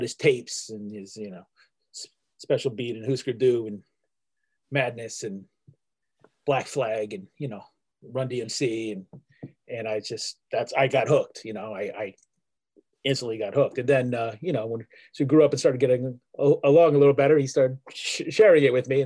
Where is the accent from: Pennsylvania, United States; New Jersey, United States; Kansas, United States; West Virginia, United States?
Pennsylvania, United States; Pittsburgh; I was born in 1971 in Pittsburgh, Pennsylvania